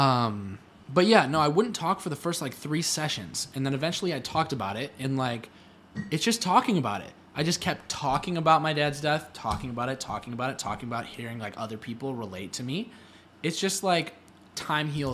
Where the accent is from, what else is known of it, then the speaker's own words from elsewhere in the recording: Cleveland, Ohio, United States; I'm from Cleveland, Ohio